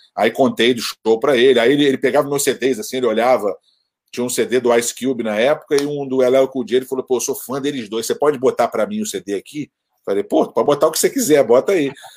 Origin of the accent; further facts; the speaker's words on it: Brazil; moved away; also born or lived in New York; eu sou brasileiro